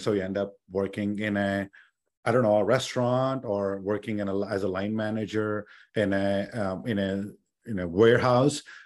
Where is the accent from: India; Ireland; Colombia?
India; now in United States; I grew up in India